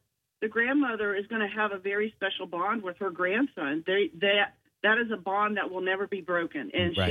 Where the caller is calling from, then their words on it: North Charleston, South Carolina, United States; I'm calling from North Charleston.